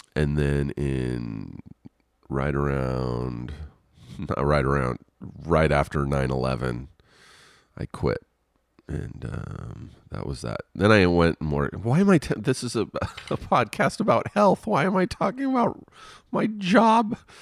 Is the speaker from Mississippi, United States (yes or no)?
no; Riverside, California, United States; moved away as an adult; now in Los Angeles, United States; I grew up in Riverside an hour outside of Los Angeles.